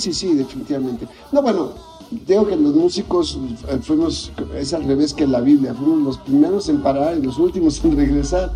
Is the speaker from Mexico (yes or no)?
yes; Mexico City, Mexico; yo crecí cerca de Los Pinos, o sea, vivía ahí en Tacubaya